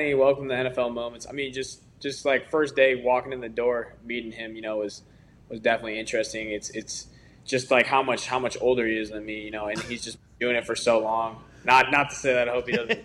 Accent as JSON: {"language": "English", "town": "Chicago", "region": "Illinois", "country": "United States", "said": "I'm from Chicago area"}